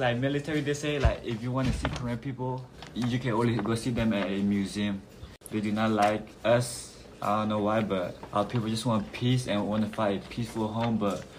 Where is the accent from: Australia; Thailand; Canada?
Thailand; now in United States; I'm 70 years old. I was born in Thailand, and I've been in the United States almost 10 years.